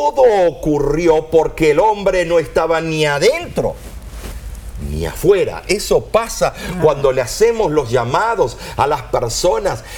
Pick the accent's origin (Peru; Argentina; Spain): Argentina; nací en Argentina